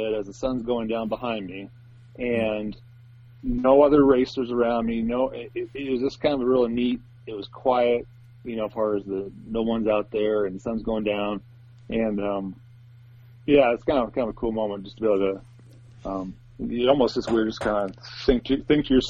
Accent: Port Angeles, Washington, United States; I grew up on the west coast of Washington

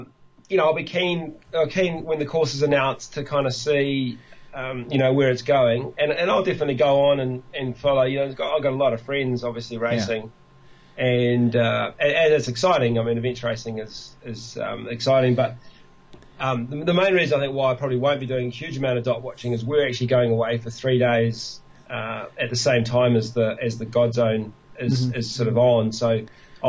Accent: Tasman, New Zealand; Tasman because that's my hometown

